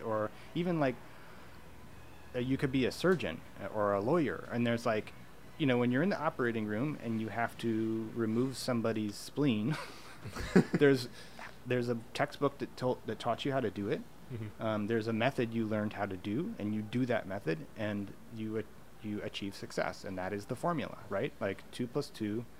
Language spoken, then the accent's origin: English; United States; moved away as an adult; now in Vancouver, Canada; I'm from the United States